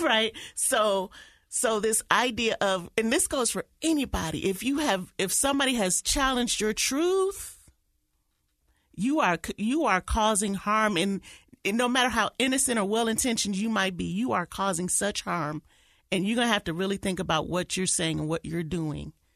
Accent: Detroit, Michigan, United States; moved away; my hometown of Detroit

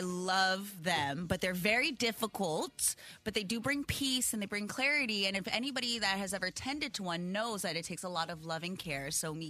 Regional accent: Hawaii, United States; moved away; I am Hawaiian, and I'm from Hawaii.

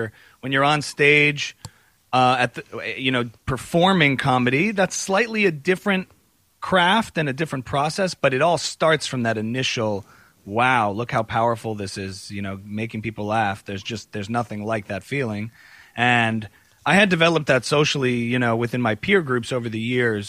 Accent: New Jersey, United States; I grew up as a modern Orthodox Jew on the East Coast in New Jersey

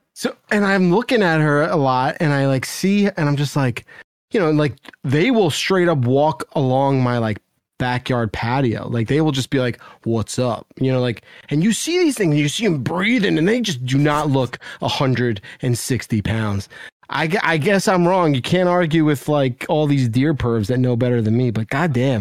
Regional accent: New Jersey, United States; I grew up in New Jersey

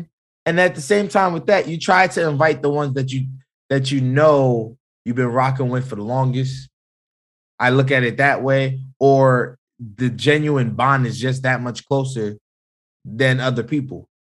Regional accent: Jamaica; people do forget I am Jamaican. I do have family from the islands and all over this country.

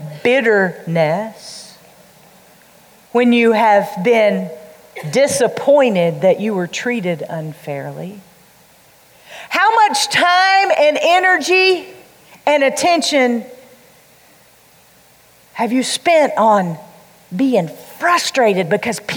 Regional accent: the Bible Belt, the South, United States; We grew up in the Bible Belt

